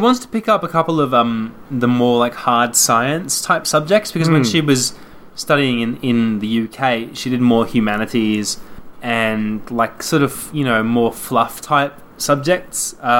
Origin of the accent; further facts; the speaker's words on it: Australia; Yeah, so it seems that we give off this air of being anything other than Australian, which is bizarre because this is the Game Life Balance Australia.